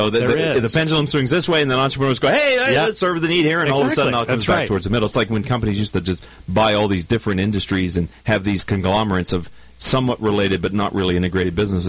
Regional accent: Pittsburgh, Pennsylvania, United States; we are both from Pittsburgh

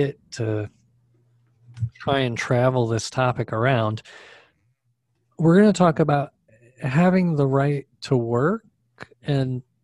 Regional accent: Connecticut, United States; now in Arizona, United States; I grew up in Connecticut

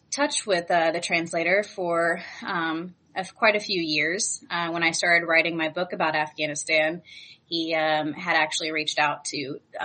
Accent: California, United States; I'm from California, so we were sent from California

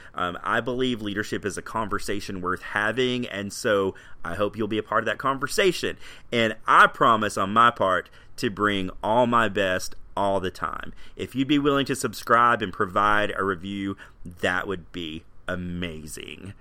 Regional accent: Tennessee, United States; I grew up in Tennessee and I'm married

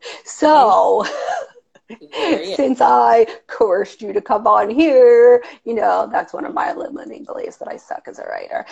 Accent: New York, United States; accent: New York; people think I have a crazy New York somewhat accent

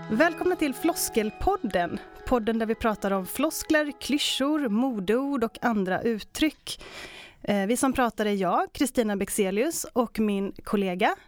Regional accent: Västergötland, Västra Götaland, Sweden; som västgöte

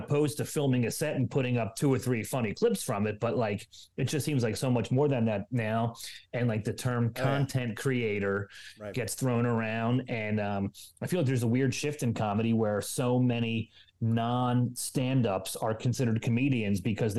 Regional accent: Philadelphia, Pennsylvania, United States; this is my hometown

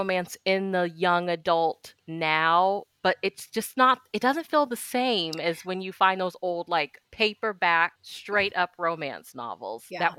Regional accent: Sedalia, Missouri, United States; now in Texas, United States; I'm from Missouri and we have a place called Mazio's and it is so good. And I live in Texas now

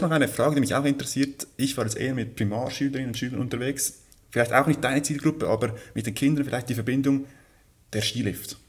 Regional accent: Switzerland; Bei uns in der Schweiz ist es sehr, ja, sehr sportlich

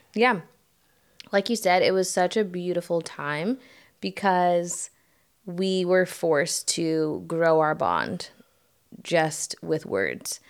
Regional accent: United States; moved away as an adult; now in Croatia; I am American

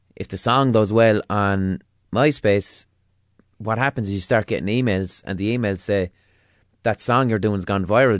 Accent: Limerick, Munster, Ireland; I grew up in Limerick in the mid two thousands

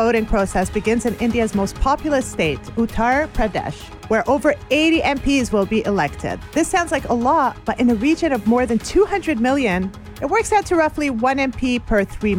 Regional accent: Montreal, Quebec, Canada; now in New York City, United States; I'm from Montreal, Canada. I live in New York City.

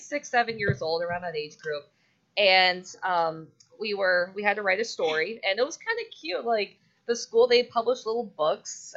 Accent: Seminole, Florida, United States; I'm born and raised here. I naturally have dark hair. And that's dark-haired Floridian

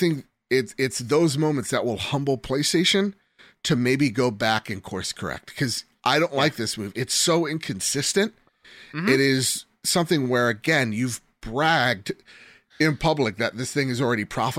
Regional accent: United States; We're American.

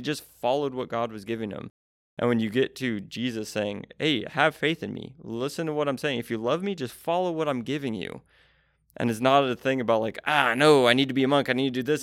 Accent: United States; being an American in twenty twenty-three

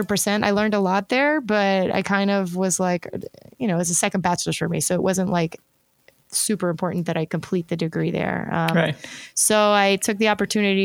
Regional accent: the South, high school in a suburb of Atlanta, Georgia, United States; I grew up in the South

